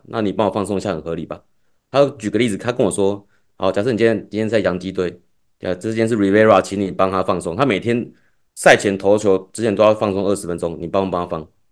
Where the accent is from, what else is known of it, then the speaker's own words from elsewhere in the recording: Taipei, Taiwan; 因为我是台北人嘛